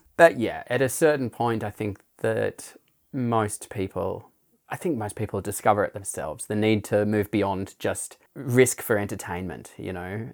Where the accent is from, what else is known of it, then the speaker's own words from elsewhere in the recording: Blue Mountains near Sydney, New South Wales, Australia; moved away; also born or lived in Darwin; I was from the Blue Mountains near Sydney